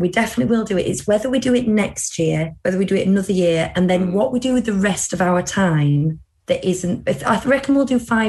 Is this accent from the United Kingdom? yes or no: yes; United Kingdom; as a British person